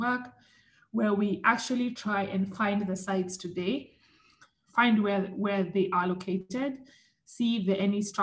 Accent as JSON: {"language": "English", "country": "Kenya", "tie": "born or raised there", "said": "growing up in Kenya"}